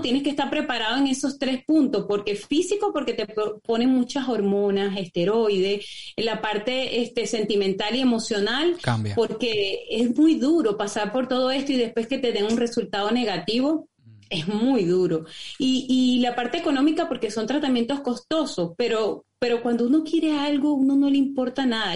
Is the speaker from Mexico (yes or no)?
no; Venezuela; moved away as an adult; also born or lived in Lima, Peru; now in Santiago, Chile; soy venezolana. Este, me tocó emigrar en el año 2016, eh, emigré de Venezuela a Chile.